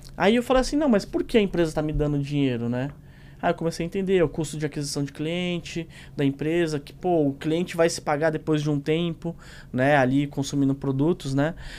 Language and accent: Portuguese; São Paulo, Brazil; eu vim da Zona Leste, da Tiradentes